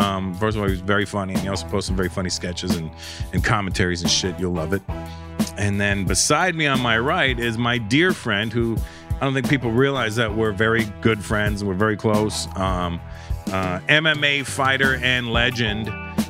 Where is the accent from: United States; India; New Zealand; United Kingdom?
India; I'm Indian. We're good at math.